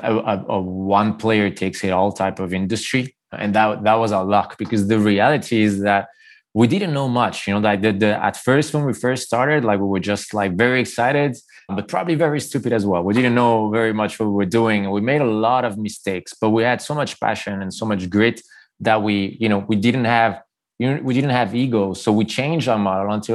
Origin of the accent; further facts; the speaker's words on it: Geneva, Switzerland; moved away as an adult; also born or lived in Dubai / Montreal; now in Barcelona, Spain; The other two, including myself and Max, we are from Geneva in Switzerland, where we started together